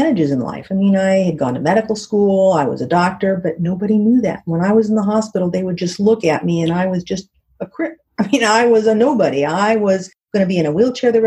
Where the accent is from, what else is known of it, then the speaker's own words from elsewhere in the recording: Southern California, United States; I grew up in Southern California